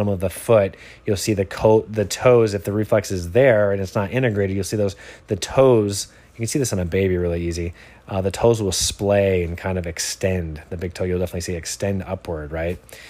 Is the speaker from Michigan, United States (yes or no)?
yes; Michigan, United States; now in Encinitas, United States; I'm from Michigan originally